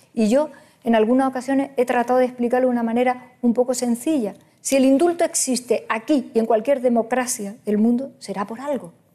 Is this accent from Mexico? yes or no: no; Andalusia, Spain; Yo soy andaluza